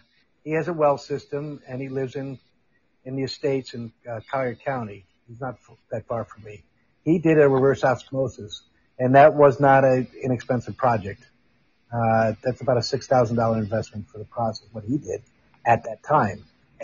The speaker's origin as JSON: {"language": "English", "town": "Amsterdam", "region": "North Holland", "country": "Netherlands", "tie": "born or raised there", "said": "I got picked up by the Netherlands where I grew up in Amsterdam."}